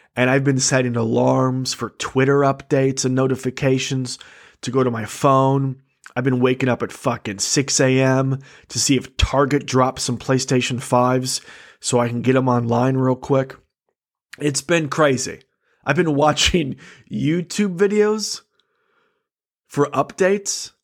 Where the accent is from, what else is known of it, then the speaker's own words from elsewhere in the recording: Michigan, United States; I am a comic from Michigan.